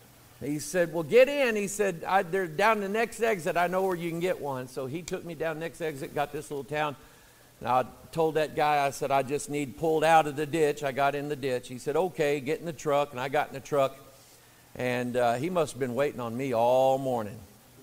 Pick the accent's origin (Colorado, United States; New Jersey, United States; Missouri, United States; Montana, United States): Missouri, United States; I'm from Missouri.